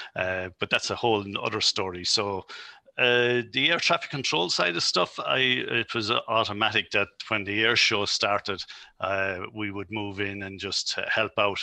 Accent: Carlow, County Carlow, Ireland; moved away; I'm originally from Carlow

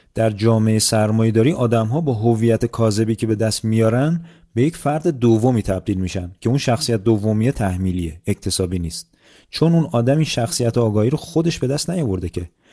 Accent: Iran; moved away; من به عنوان یک ایرانی

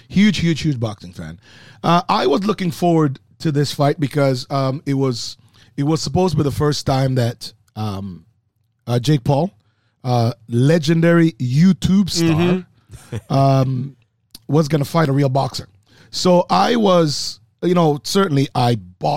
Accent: Manchester, Jamaica; moved away; Growing in Manchester, Jamaica

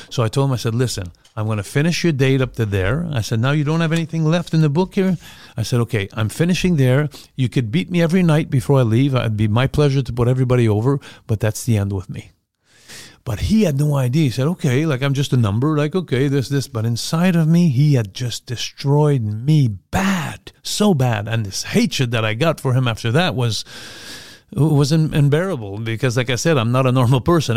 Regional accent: Montreal, Quebec, Canada; Montreal, my hometown

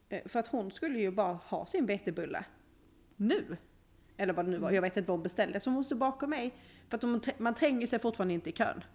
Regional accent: Skåne, Sweden; now in Uppsala, Sweden; Mitt skånska hjärta.

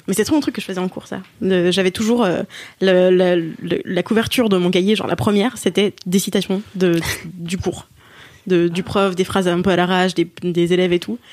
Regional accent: Alsace, Grand Est, France; je suis alsacienne et Philippines

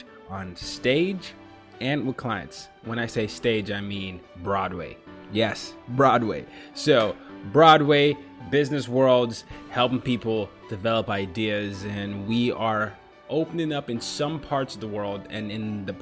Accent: Lagos, Nigeria; now in New York, United States; I'm from Nigeria. So I grew up in Lagos, Nigeria as one of the places that I ended up growing up

